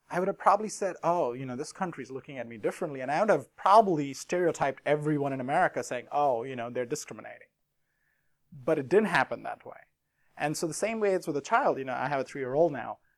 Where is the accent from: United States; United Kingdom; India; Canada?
India; Everyone welcomed me. I never felt I was from India.